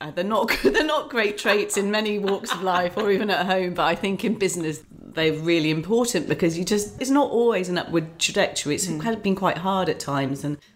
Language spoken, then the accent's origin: English; Islington, London, United Kingdom; now in Buckinghamshire, United Kingdom; I came from Islington, came to rural Buckinghamshire with 3 children and really didn't know where to go, what to do.